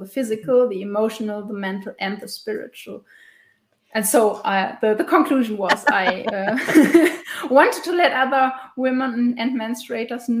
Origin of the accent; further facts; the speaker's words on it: western Germany, Germany; I am living and from Germany, in the west of Germany, in a small town.